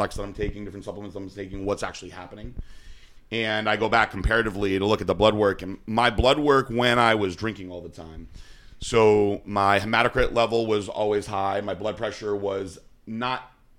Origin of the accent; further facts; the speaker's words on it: Danbury, Connecticut, United States; I'm from Danbury.